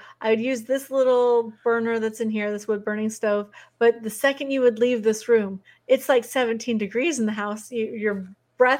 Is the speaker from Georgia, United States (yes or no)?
no; Oregon, United States; moved away as an adult; also born or lived in Big Sur, California / Washington State; I'm a West Coast girl. I grew up in Oregon